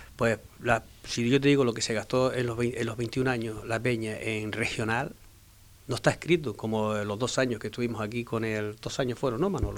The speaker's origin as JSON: {"language": "Spanish", "area": "Fuerteventura", "region": "Canary Islands", "country": "Spain", "tie": "born or raised there", "said": "soy majorero de pura cepa"}